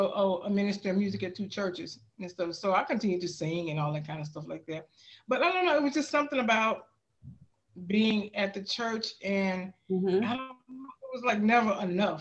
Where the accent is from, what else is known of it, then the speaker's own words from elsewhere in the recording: Houston, Texas, United States; moved away; I'm born and raised in Houston, Texas